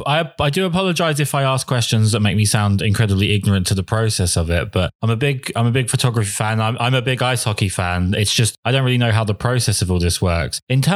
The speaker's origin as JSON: {"language": "English", "region": "England", "country": "United Kingdom", "tie": "born or raised there", "moved": "yes", "said": "growing up in England, we didn't have a lot of access to ice hockey, generally speaking, especially not the NHL."}